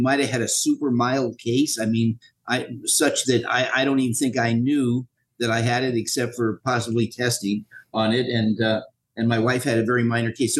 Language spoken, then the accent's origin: English; Los Angeles, California, United States; I was born in Los Angeles, Queen of Angels Hospital, sixth floor.